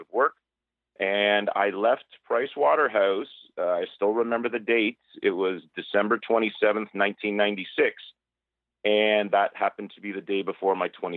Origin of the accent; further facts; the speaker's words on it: Toronto, Ontario, Canada; also born or lived in Markham / Mississauga / Oakville; I'm born and raised in Toronto, lived around suburbs of Toronto, Markham, Mississauga, Oakville, my whole life